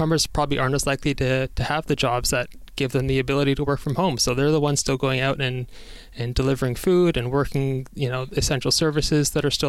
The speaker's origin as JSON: {"language": "English", "town": "Toronto", "region": "Ontario", "country": "Canada", "tie": "born or raised there", "said": "I was born in Toronto, and my family, my grandparents on my mom's side were the most recent people to immigrate to Canada"}